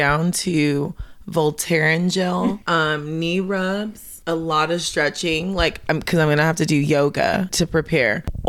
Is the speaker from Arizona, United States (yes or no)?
yes; Phoenix, Arizona, United States; I'm from Phoenix.